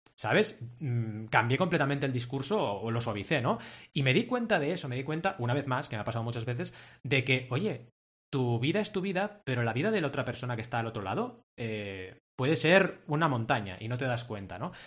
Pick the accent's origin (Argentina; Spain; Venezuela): Spain; Catalonia; decimos en Cataluña